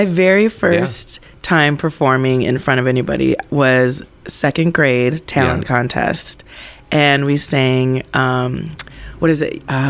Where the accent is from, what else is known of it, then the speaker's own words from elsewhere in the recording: Eagan, Minnesota, United States; Eagan, Minnesota. Okay. So oh, southern fancy. Suburbs.